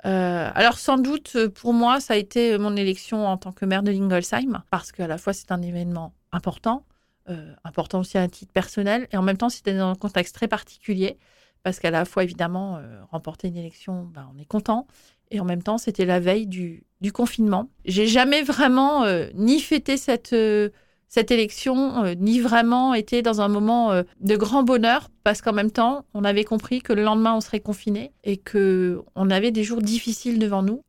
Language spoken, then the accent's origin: French; Schiltigheim, Grand Est, France; Je suis née à Schiltigheim